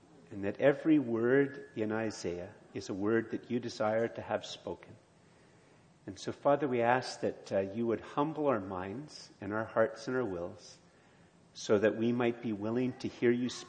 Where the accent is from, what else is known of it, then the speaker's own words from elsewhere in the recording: Montreal, Quebec, Canada; moved away; also born or lived in Ottawa / Eganville; I was born in Montreal, lived in Ottawa, and then long time ago now, I lived in a little village called Eganville